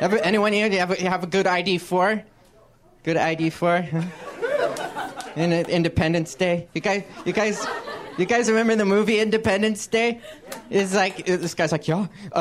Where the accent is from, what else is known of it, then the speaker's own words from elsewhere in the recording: San Francisco Bay Area, California, United States; I grew up in the San Francisco Bay Area